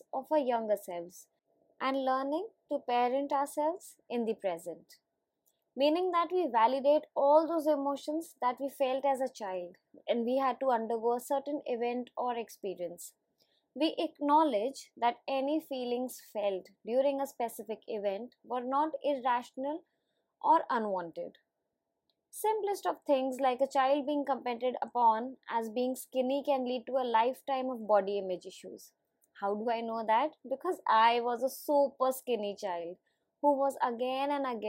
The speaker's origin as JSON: {"language": "English", "country": "India", "said": "as an Indian adult"}